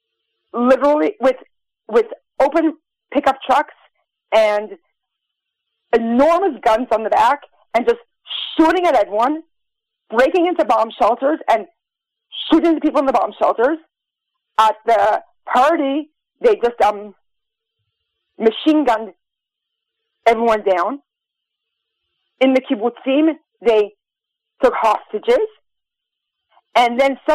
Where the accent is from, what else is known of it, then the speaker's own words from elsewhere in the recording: United States; now in Israel; I'm American